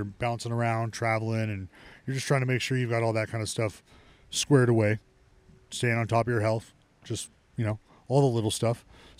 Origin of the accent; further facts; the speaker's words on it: Stockton, California, United States; I'm from Stockton